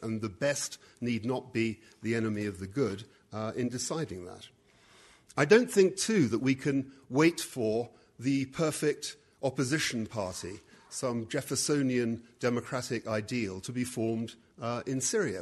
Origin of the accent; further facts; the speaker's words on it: United Kingdom; I'm a Brit